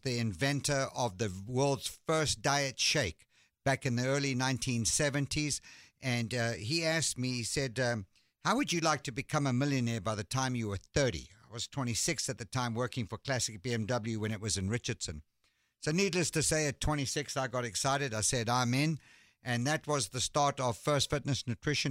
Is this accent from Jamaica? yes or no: no; South Africa; moved away as an adult; also born or lived in London, United Kingdom; now in Dallas, United States; I was born in London, and my family moved to South Africa when I was 3 years old